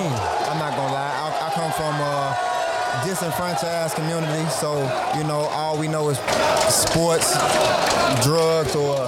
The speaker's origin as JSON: {"language": "English", "town": "Maywood", "region": "Illinois", "country": "United States", "also_born_or_lived": "Englewood, Chicago", "moved": "yes", "lives_now": "Chicago, United States", "said": "I'm from Maywood, Illinois, but I reside in Englewood."}